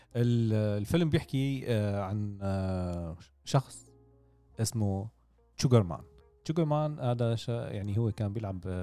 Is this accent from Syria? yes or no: yes; Damascus, Damascus Governorate, Syria; عندنا بالشام